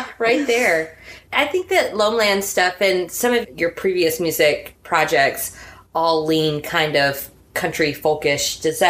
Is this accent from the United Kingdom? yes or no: no; the Upstate of South Carolina, United States; I grew up in the upstate of South Carolina.